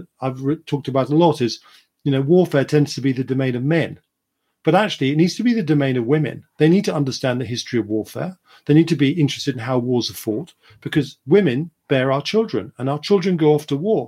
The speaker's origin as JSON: {"language": "English", "country": "United Kingdom", "said": "being British"}